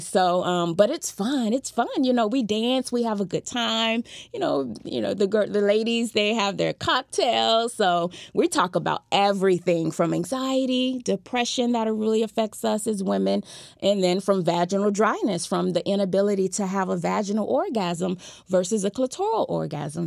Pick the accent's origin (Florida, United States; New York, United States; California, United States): Florida, United States; Fort Lauderdale; I was born and raised in Fort Lauderdale, Florida